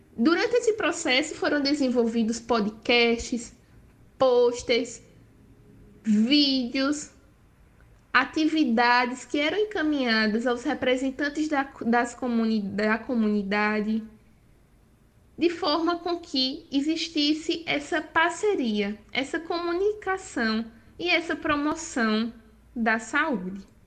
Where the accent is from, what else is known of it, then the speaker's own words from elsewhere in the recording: Caruaru, Pernambuco, Brazil; now in João Pessoa, Brazil; sou natural da cidade de Caruaru, Pernambuco, mas atualmente resido em João Pessoa